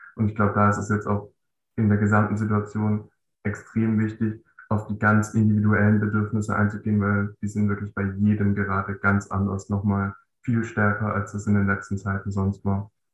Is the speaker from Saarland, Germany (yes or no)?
no; Baden-Württemberg, Germany; 10. Klasse ist bei uns in Baden-Württemberg ja noch so aufgeteilt